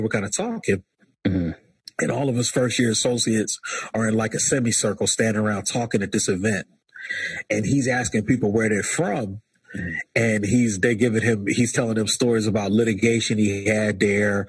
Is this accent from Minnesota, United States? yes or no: no; Chester, Pennsylvania, United States; I'm from Chester, Pennsylvania